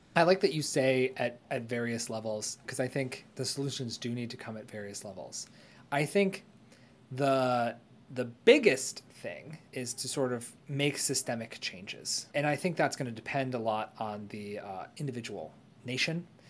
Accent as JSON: {"language": "English", "country": "United States", "said": "as an American"}